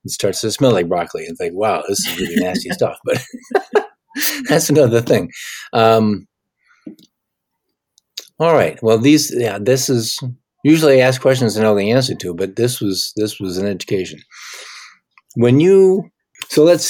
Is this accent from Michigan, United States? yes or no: yes; Michigan, United States; I'm from Michigan, not too far away from Ohio.